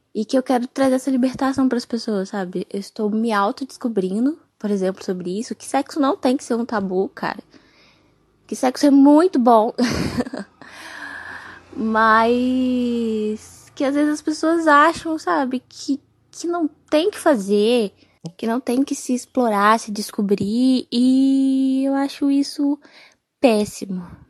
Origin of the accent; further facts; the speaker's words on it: Minas Gerais, Brazil; Sou aqui de Minas